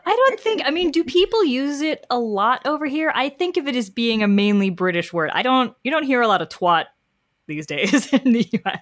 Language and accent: English; New York, United States; as a New Yorker